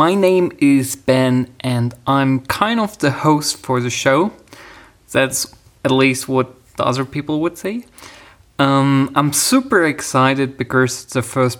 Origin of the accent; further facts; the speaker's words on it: Germany; I'm actually from Germany.